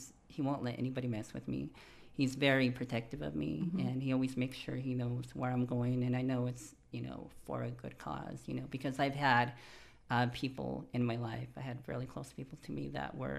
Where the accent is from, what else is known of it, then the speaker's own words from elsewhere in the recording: Four Corners, United States; moved away as an adult; I'm from the Four Corners Reservation of the United States, which is where Utah, Arizona, Colorado, and New Mexico meet up.